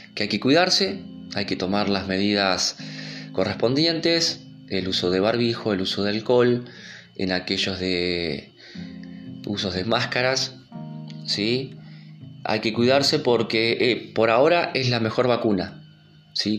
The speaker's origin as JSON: {"language": "Spanish", "country": "Argentina", "said": "en mi país, que es Argentina"}